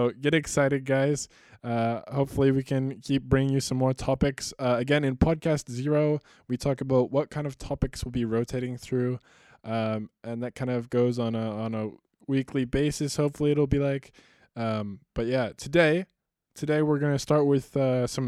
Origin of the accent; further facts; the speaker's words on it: Australia; we are the Aussie Shoguns